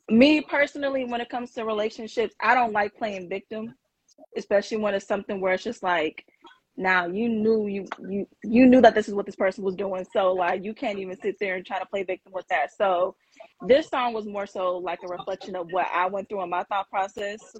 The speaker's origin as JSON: {"language": "English", "region": "California", "country": "United States", "said": "So I'm from Cali."}